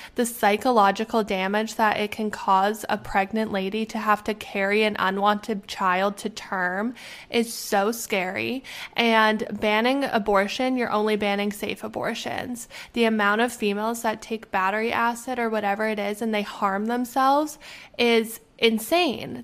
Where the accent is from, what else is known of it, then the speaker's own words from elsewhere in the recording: Canada; moved away; I am Canadian. I am Canadian. We have universal health care. I can go home